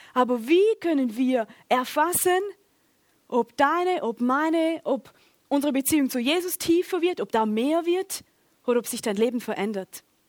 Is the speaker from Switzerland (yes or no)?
yes; Schaffhausen, Switzerland; Ich komme aus Schaffhausen